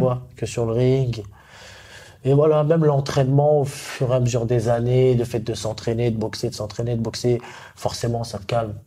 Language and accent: French; Paris, Île-de-France, France; je suis un pur Parisien